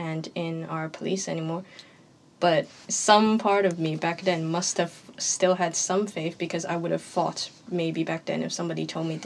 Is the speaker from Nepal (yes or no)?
no; Hong Kong; moved away as an adult; now in Belfast, United Kingdom; I am from Hong Kong. I have my Hong Kong passport ID.